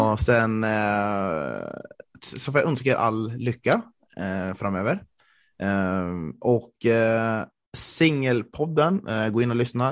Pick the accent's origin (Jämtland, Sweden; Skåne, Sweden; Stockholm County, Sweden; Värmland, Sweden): Jämtland, Sweden; Östersund; moved away; jag är uppvuxen i Norrland, jag är riktig norrlänning